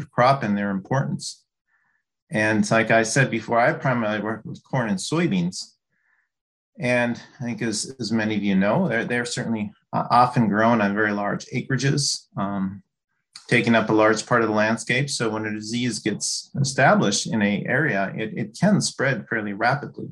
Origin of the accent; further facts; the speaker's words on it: Duluth, Minnesota, United States; also born or lived in Illinois / Wisconsin / Corvallis, Oregon; I grew up in Duluth, Minnesota